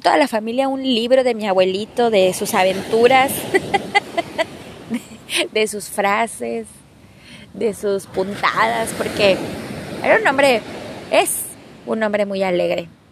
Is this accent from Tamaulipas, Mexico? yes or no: yes; Ciudad Victoria, Tamaulipas, Mexico; Victoria, Tamaulipas, de donde soy yo